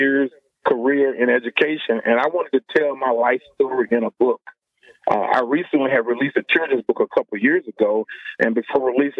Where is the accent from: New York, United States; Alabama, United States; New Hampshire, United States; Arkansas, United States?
Arkansas, United States; Little Rock; moved away as an adult; also born or lived in Des Moines, Iowa; when I go back home where I grew up in Little Rock, Arkansas